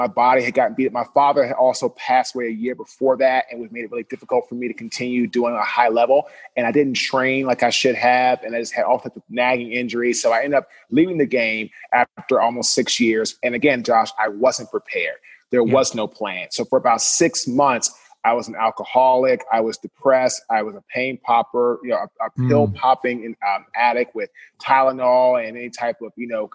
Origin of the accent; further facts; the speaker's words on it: Washington, District of Columbia, United States; moved away as an adult; also born or lived in Jacksonville; I'm from Washington, D.C. originally